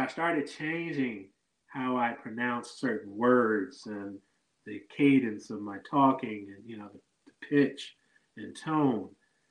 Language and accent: English; Detroit, Michigan, United States; Not a lot of people knew I was from Detroit.